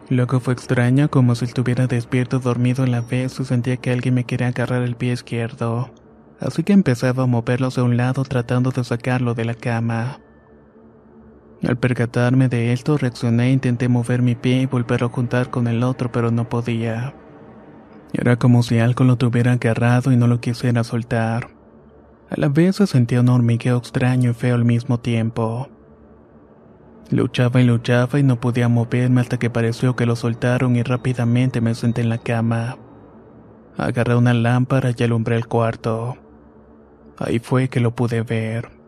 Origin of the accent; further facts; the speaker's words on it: Punta Arenas, Magallanes, Chile; Yo soy de Punta Arena, la doceava región.